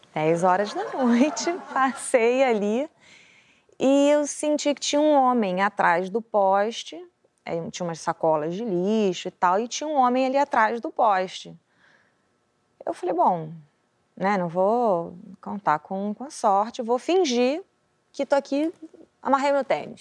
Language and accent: Portuguese; Rio de Janeiro, Brazil; eu não saí da Zona Oeste do Rio de Janeiro, porra, cria de, cria de favela, Bangu, Campo Grande